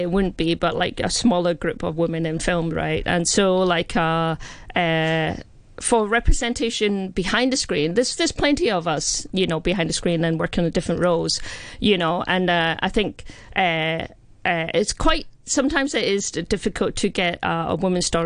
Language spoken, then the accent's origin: English; Scotland, United Kingdom; I'm Scottish Chinese